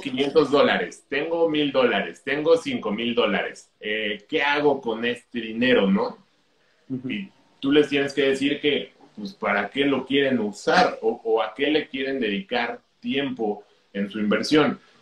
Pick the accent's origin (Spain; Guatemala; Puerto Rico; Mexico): Mexico; yo soy de México